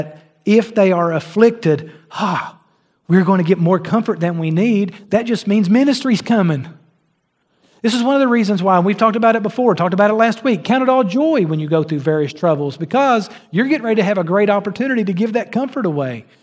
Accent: Argillite, Kentucky, United States; moved away; I'm from Argolite, Kentucky

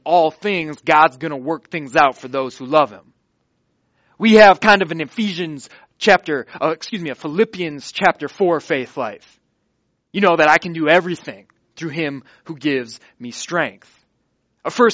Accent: Watertown, Wisconsin, United States; I'm in Watertown, Wisconsin, my hometown.

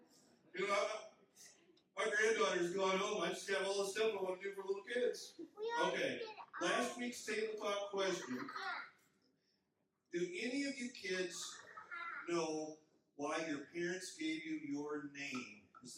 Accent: Minnesota, United States; I'm from Minnesota. I still can't get my accent right.

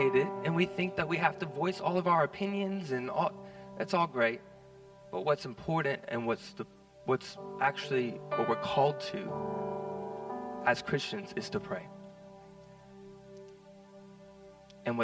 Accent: United States; now in Australia; I'm kind of removed from America nowadays, but I'm still American

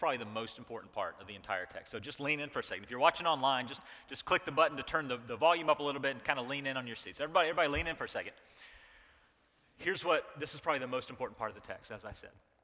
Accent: the South, United States; I was raised in the South

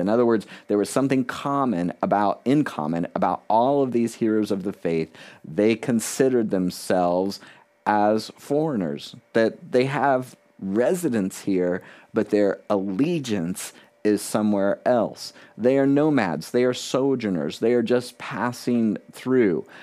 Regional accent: South Florida, United States; moved away as an adult; also born or lived in Key West, Florida; now in New Hampshire, United States; I was born in Key West, Florida, the southernmost part city in the continental United States. I had grown up in South Florida

